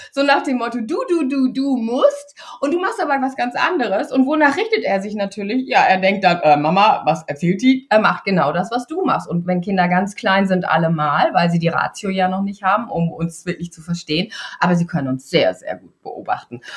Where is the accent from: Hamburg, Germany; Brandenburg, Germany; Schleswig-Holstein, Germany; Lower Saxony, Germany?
Lower Saxony, Germany; East Frisia; in Ostfriesland, da wo ich groß geworden bin